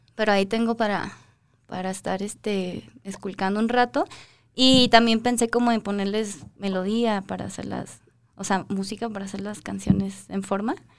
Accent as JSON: {"language": "Spanish", "town": "Guadalajara", "region": "Jalisco", "country": "Mexico", "moved": "as an adult", "lives_now": "Mexico City, Mexico", "said": "soy de Guadalajara"}